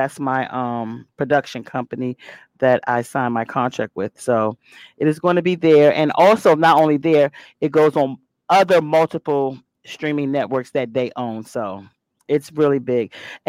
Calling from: Alexandria, Virginia, United States; First of all … I'm tuned in from Alexandria, Virginia.

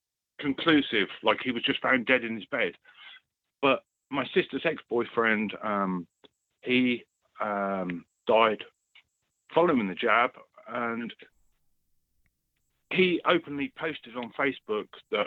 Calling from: East of England, United Kingdom

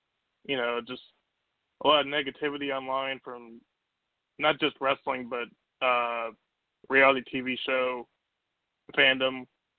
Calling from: Virginia, United States; from Virginia.

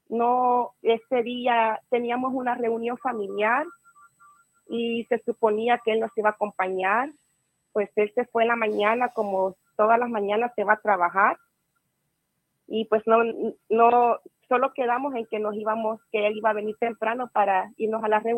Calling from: California, United States; Ah, ah de California.

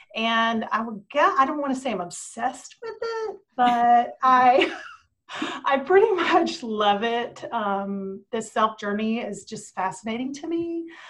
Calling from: Virginia, United States; I'm calling in from Southwest Virginia.

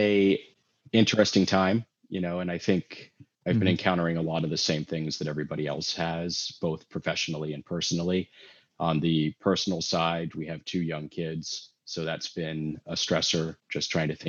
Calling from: Los Angeles, California, United States; I am calling in from sunny California, Los Angeles, California.

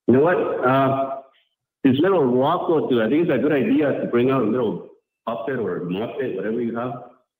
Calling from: Alberta, Canada; I'm calling from Alberta here.

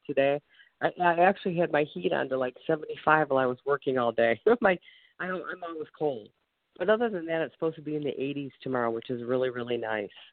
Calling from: Ohio, United States; I'm calling from Ohio

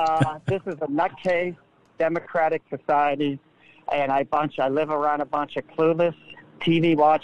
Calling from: California, United States; from Central Communist California.

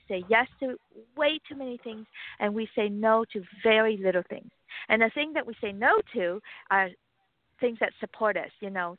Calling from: California, United States; I'm calling from right now, actually, a parking lot in California.

